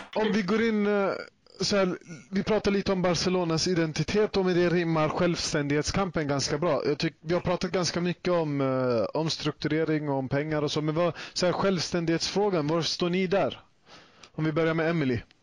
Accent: Sweden; jag själv är både född och uppvuxen i Sverige

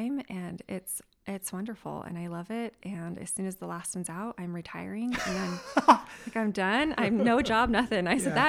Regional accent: South Jordan, Utah, United States; now in North Salt Lake, United States; I'm from South Jordan.

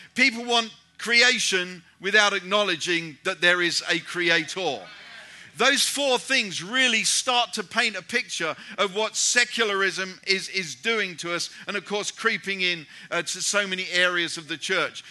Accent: United Kingdom; moved away; I'm a British European and I moved back to Europe

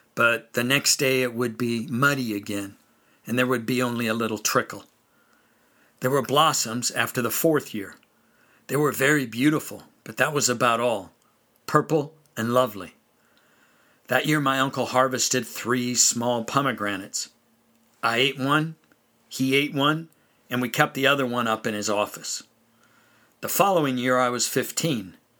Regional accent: California, United States; also born or lived in western North Carolina; now in North Carolina, United States; growing up in California

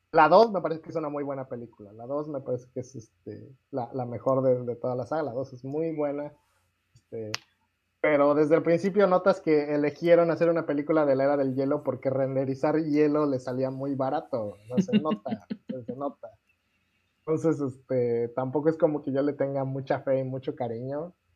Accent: Mexico; soy mexicano

